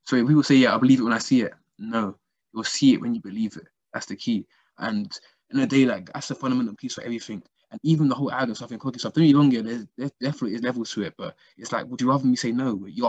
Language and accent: English; Nigeria; I'm from Nigeria, seeing the amount of work needs to be done back home in Africa and all that kind of stuff